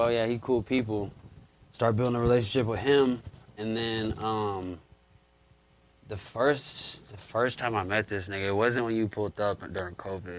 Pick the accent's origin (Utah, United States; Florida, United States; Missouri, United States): Missouri, United States; Jefferson City; Jeff City, Missouri.